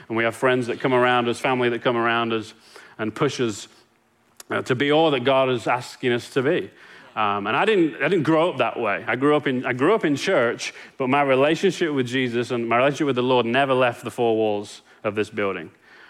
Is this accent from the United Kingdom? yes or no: yes; England, United Kingdom; now in Longview, United States; Like, I came from England and landed in Longview.